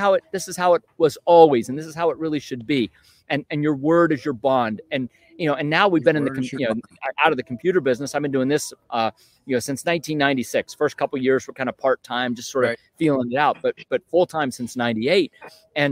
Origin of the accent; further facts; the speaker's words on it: Western Pennsylvania, United States; moved away as an adult; also born or lived in Northern Virginia; I grew up in Western Pennsylvania